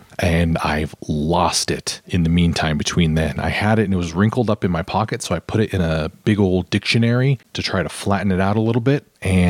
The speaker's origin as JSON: {"language": "English", "town": "Reno", "region": "Nevada", "country": "United States", "said": "you know I'm from Reno, Nevada."}